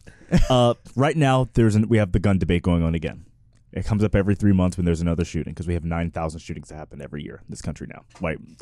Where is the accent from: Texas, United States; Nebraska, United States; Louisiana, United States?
Texas, United States; as I growing up in Texas